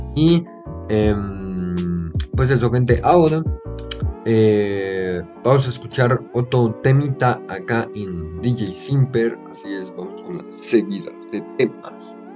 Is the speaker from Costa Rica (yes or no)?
yes; Costa Rica; acá en mi país, Costa Rica